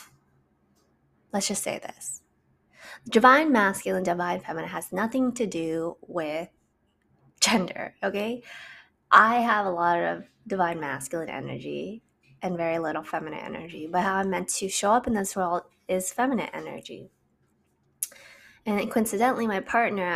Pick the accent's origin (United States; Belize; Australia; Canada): Canada; I'm from Canada